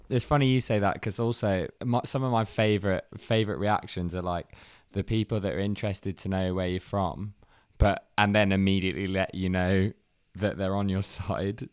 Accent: Leicester, East Midlands, United Kingdom; moved away as an adult; also born or lived in Coventry; now in London, United Kingdom; I'm from Leicester, but I live in Tooting now.

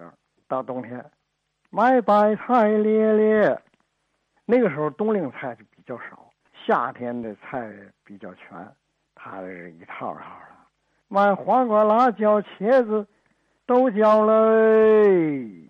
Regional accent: Northeast China, China; now in Tianjin, China; 我是一九五六年从东北来到天津。我在和平区香港路住

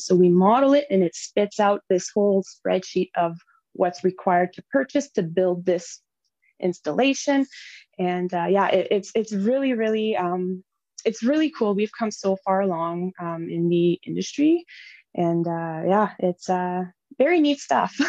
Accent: Noelville, Ontario, Canada; now in Temagami, Canada; I come from originally from the French River area in Ontario, um, small town called Noelville. So I grew up there again, population maybe 500

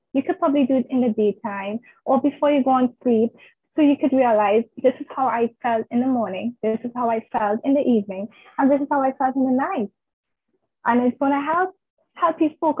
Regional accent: Trinidad & Tobago; I'm from Trinidad and Tobago. It's in the Caribbean islands

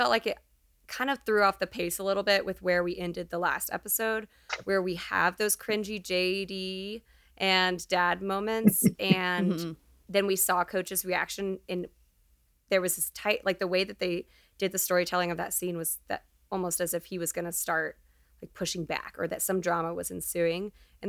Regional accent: Texas, United States; we love her, but we also know so many Jills from growing up in Texas.

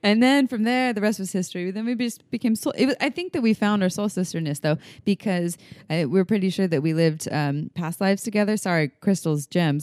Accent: Santa Cruz, California, United States; She moved to Santa Cruz, my hometown.

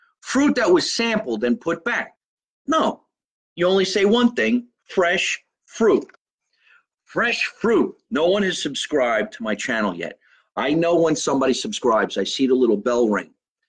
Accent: Scotch Plains, New Jersey, United States; right here in my hometown, Scotch Plains

